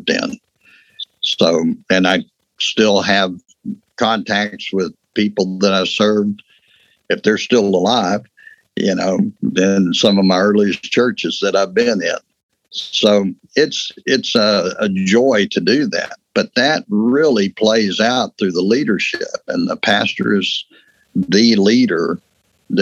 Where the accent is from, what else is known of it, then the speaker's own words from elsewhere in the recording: West Texas, United States; I grew up in West Texas. You know, I'm Texas through and through.